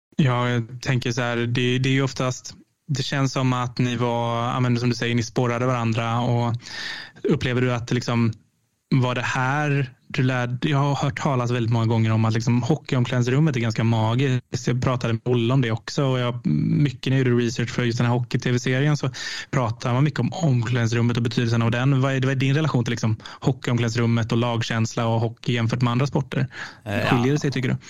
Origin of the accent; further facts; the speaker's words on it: Oskarshamn, Kalmar County, Sweden; när jag växte upp i Oskarshamn, precis som du gjorde. Jag bodde i Kristineberg